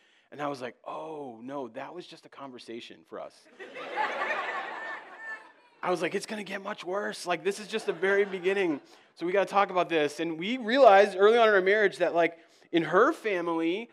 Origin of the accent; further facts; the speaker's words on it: East Coast, United States; moved away as an adult; now in Minnesota, United States; I hail from the East Coast. I've had to learn your ways. I came out here 8 years ago